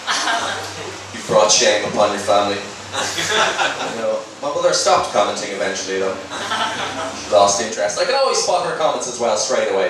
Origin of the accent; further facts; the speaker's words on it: Dublin, Leinster, Ireland; moved away as an adult; now in London, United Kingdom; I moved over from Dublin to London like two years ago and honestly really love it. Like settled in really nicely, love the history, love the city. And it's as you can imagine coming from Ireland to England, there's been a huge cultural shocks.